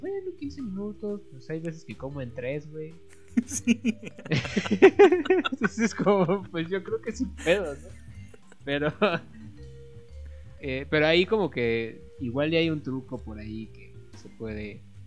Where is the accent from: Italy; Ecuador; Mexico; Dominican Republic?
Mexico; nosotros como mexicanos tenemos todavía este festejo